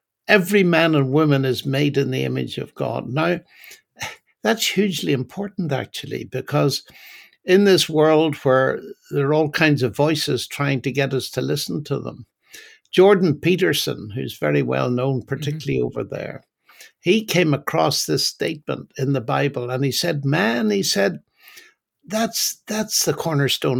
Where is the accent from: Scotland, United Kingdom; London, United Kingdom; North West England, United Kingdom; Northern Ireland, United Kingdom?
Northern Ireland, United Kingdom; now in England, United Kingdom; I'm originally from Northern Ireland, and although I've lived in England for most of my life, I still haven't lost my accent.